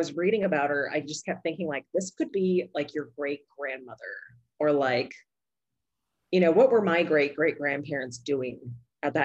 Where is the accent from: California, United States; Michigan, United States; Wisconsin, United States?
California, United States; Orange County; I grew up in Orange County